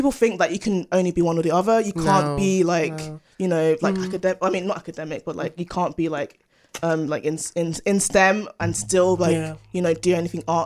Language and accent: English; London, United Kingdom; I'm originally from Greenwich.